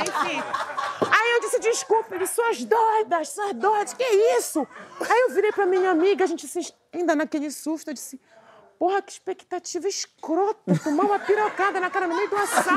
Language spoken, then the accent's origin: Portuguese; Belém, Pará, Brazil; now in Rio de Janeiro, Brazil; Eu moro no Rio, mas eu sou de Belém